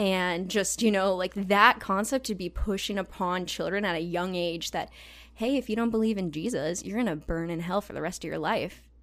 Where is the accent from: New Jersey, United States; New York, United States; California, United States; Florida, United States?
California, United States; Southern; moved away as an adult; also born or lived in Indiana; I'm originally from Southern California, but I went to school in Indiana